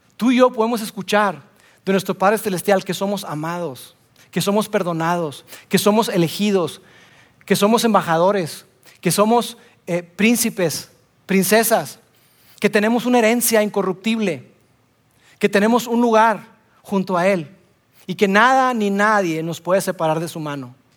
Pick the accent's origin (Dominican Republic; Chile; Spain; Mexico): Mexico; Monterrey, Nuevo León; Soy regio